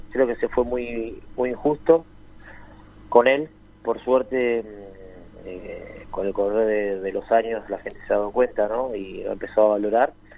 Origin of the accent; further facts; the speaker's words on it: Argentina; nosotros como, como argentinos